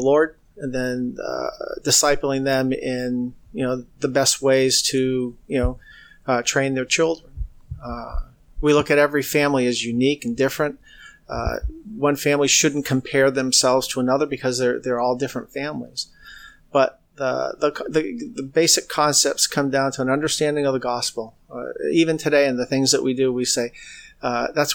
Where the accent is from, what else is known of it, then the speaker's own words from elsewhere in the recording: New England, United States; moved away as an adult; now in California, United States; Originally, we came from the New England area.